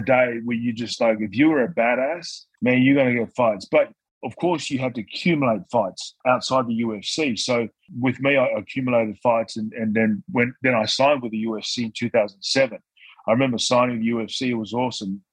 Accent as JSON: {"language": "English", "town": "Newcastle", "region": "New South Wales", "country": "Australia", "tie": "born or raised there", "also_born_or_lived": "Tonga", "said": "I spent a lot of my time growing up in Newcastle with my mum's brother"}